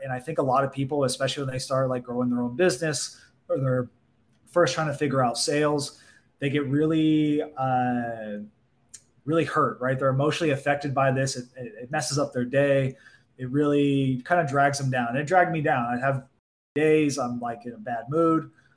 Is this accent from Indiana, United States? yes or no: no; Orange County, California, United States; I'm from Orange County, California